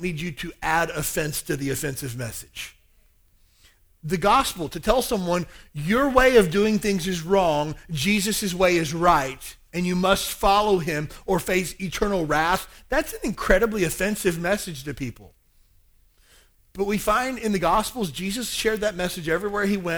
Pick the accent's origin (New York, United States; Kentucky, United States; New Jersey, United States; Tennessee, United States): Kentucky, United States; I grew up in Kentucky, a very small town in the South. About 4,000 people in my hometown.